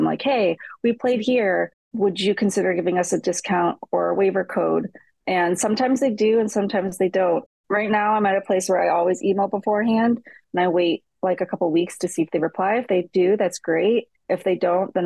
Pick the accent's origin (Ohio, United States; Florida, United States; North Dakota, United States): Ohio, United States; Cleveland; I'm originally from Cleveland